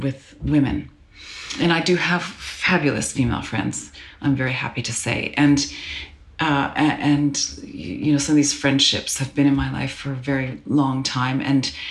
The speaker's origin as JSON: {"language": "English", "town": "Calgary", "region": "Alberta", "country": "Canada", "tie": "born or raised there", "said": "I grew up in Calgary, Alberta, Canada"}